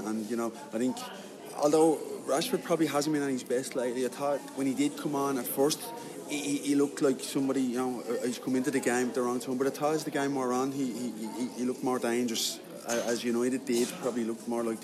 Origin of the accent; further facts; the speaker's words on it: Ireland; back home in my hometown